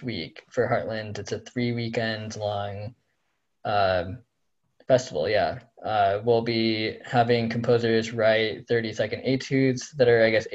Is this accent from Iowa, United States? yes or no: yes; Iowa, United States; now in Pittsburgh, United States; I am from Iowa.